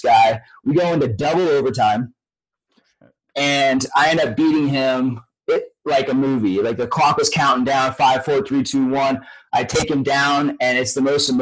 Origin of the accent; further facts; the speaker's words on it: Northern California, United States; I grew up in Northern California hunting bears with my dad